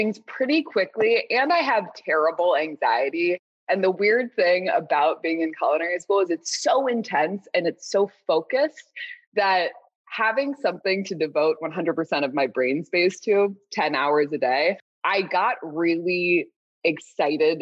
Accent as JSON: {"language": "English", "region": "Southern California", "country": "United States", "tie": "born or raised there", "said": "I grew up in Southern California"}